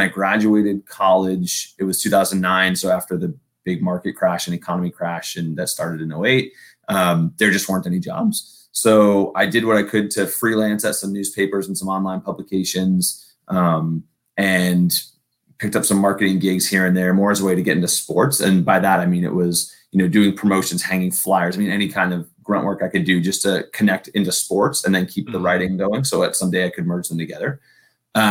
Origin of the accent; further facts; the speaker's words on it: New England, United States; moved away as an adult; now in West Coast, United States; born and raised on the East Coast up in New England, and then moved out here to head up marketing for Legends.